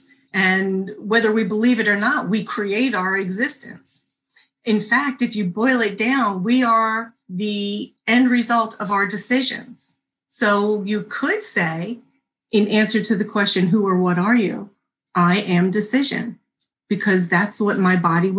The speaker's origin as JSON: {"language": "English", "region": "New Jersey", "country": "United States", "said": "I'm from New Jersey"}